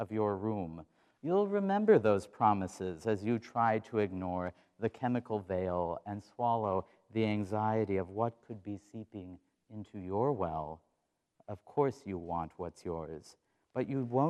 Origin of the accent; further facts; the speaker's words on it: Watford City, North Dakota, United States; moved away as an adult; now in Iowa, United States; We did go to North Dakota, my home state